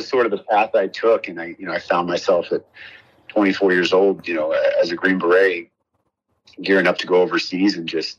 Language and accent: English; San Francisco Bay Area, California, United States; moved away as an adult; also born or lived in San Diego / Los Angeles; I grew up in the Bay Area, San Francisco Bay.